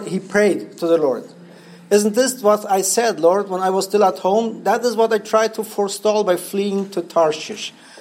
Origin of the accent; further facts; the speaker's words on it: Paraguay; English is a second language; I'm from Paraguay.